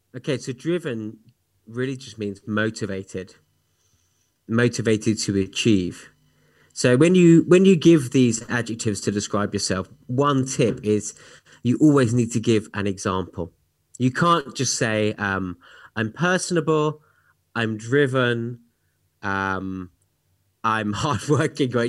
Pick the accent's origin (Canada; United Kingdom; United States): United Kingdom; moved away; my home country of the U K